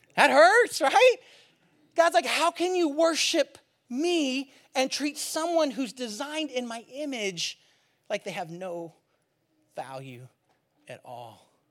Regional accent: California, United States; moved away; I'm from California

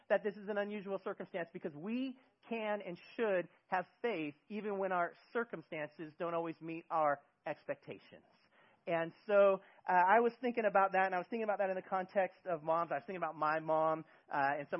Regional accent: Bay Area, California, United States; moved away as an adult; now in Eugene, United States; I am originally from California in the Bay Area

